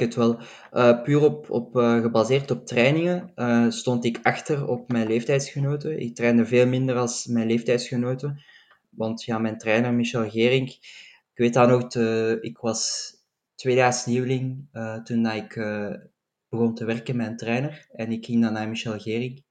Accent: Belgium; als Belgen

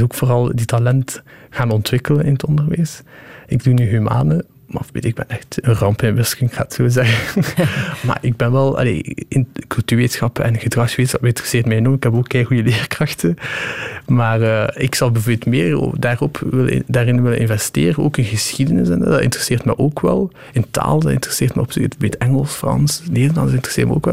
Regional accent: Shkodër, Shkodër County, Albania; now in Ghent, Belgium; ik kom uit Skodra

